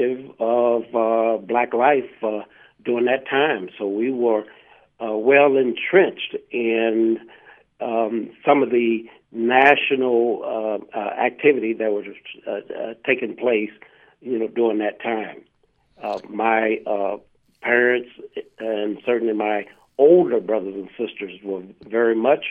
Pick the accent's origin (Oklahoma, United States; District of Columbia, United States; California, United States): Oklahoma, United States; Sand Springs; I was raised in Oklahoma, actually a little town right outside of Tulsa, Oklahoma, called Sand Springs.